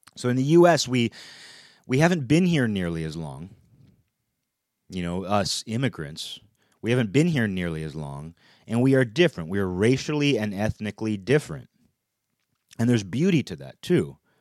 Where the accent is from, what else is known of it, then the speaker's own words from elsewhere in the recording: United States; as an American